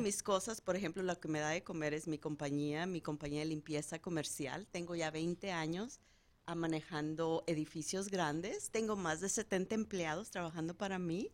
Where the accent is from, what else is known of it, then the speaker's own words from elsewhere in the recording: Guadalajara, Jalisco, Mexico; also born or lived in Tapalpa, Jalisco; yo soy de Guadalajara, Jalisco.